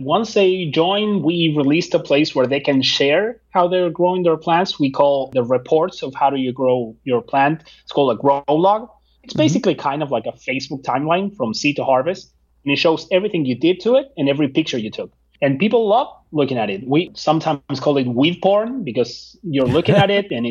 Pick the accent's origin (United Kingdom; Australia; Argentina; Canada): Argentina; now in United States; I'm from Argentina